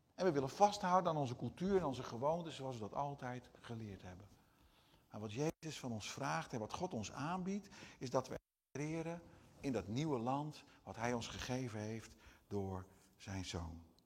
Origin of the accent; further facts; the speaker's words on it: Brazil; first language Portuguese; Dutch is a second language; now in Netherlands; als je in het buitenland woont, zoals ik in, Nederland, eh, in Brazilië heb gewoond als Nederlander